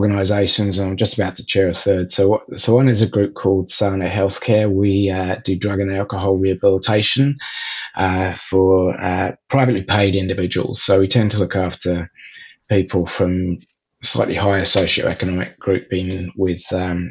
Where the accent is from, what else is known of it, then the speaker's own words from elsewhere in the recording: Oxford, South East England, United Kingdom; moved away as an adult; also born or lived in South Africa; now in Melbourne, Australia; I was born in Oxford in England. My father was lecturing at Oxford University